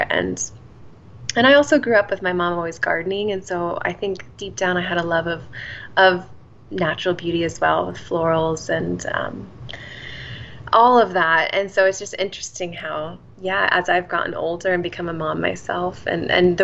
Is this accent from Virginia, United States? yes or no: no; Indianapolis, Indiana, United States; moved away as an adult; also born or lived in New York City, United States; now in Pittsburgh, United States; I was born in the Midwest. I grew up in Indianapolis, Indiana